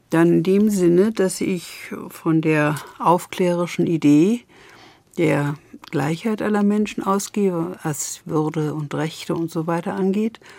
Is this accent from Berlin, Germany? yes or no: yes; Berlin, Germany; Berlinerin und ich bin auch Deutsche und ich bin auch Europäerin.